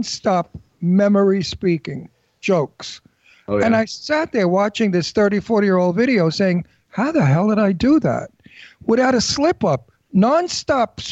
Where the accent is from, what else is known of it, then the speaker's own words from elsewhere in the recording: New York City, New York, United States; I'm from Brooklyn, I'm Italian